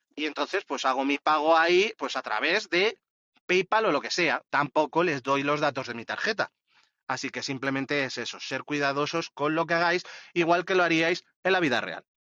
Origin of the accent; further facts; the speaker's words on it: Madrid, Community of Madrid, Spain; yo que soy de, de Madrid